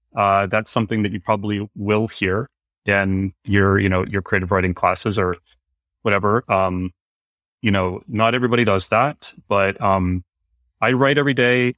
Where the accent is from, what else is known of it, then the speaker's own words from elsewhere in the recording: Northern Virginia, United States; I grew up in Northern Virginia, which is where I am now